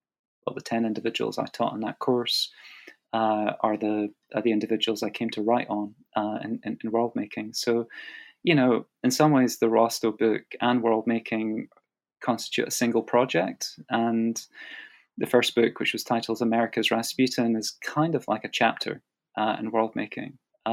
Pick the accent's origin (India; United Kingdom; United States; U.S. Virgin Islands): United Kingdom; as a British historian working in the U.K., you know, getting to the U.S. to conduct the archival research